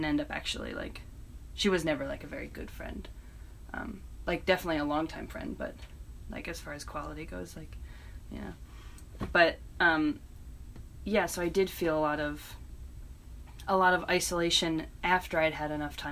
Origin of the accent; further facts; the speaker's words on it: East Hampton, New York, United States; moved away as an adult; also born or lived in Purchase, New York; now in Brooklyn, United States; I grew up in East Hampton